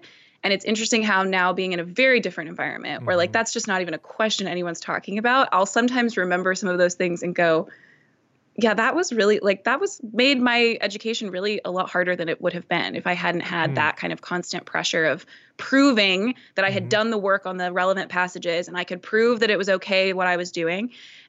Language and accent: English; Dallas, Texas, United States; a lot of people here, hearing that I came from Dallas, they assume you must hate everything about that because you're coming here.